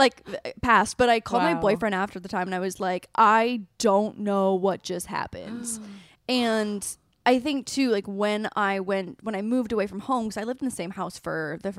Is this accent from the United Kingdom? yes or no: no; Canada; I'm from Canada. Yeah. It means college. Yeah. But in Canada, we call it community college.